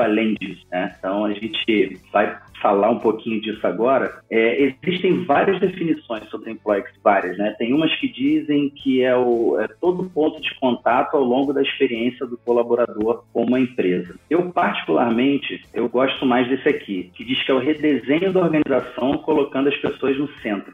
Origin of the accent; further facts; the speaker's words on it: Rio de Janeiro, Brazil; moved away as an adult; now in São Paulo, Brazil; Eu sou do Rio de Janeiro, me mudei para São Paulo em 2015